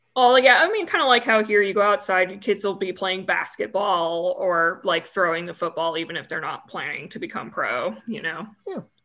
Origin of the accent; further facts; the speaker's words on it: United States; being dumb American